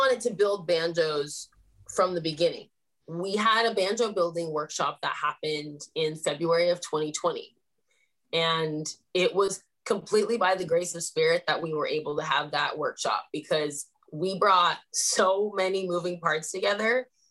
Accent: Sacramento, California, United States; I grew up in Sacramento

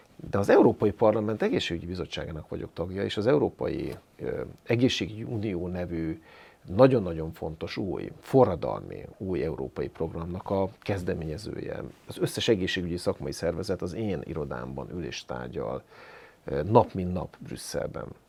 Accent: Hajdú-Bihar, Hungary; moved away; én is vidéki gyerek vagyok, én Jó. bihari gyerek vagyok, Jó. ízig-vérig vidéki vagyok

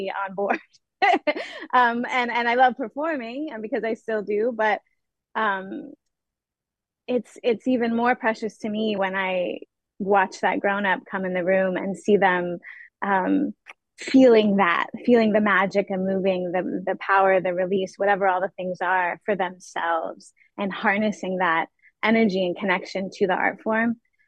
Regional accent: Indiana, United States; I grew up mostly in Indiana.

